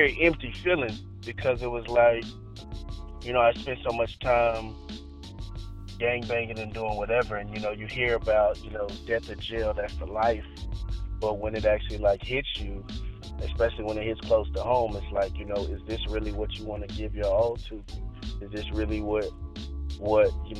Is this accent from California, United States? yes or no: no; Victoria, Texas, United States; moved away; I grew up in Victoria, Texas. That's where I was born and raised for half of my life